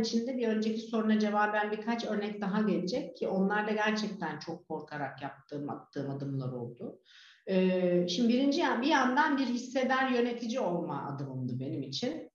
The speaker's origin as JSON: {"language": "Turkish", "country": "Turkey", "also_born_or_lived": "Netherlands", "moved": "as an adult", "lives_now": "Fethiye, Turkey", "said": "kendi memleketime gidip gelebileceğim"}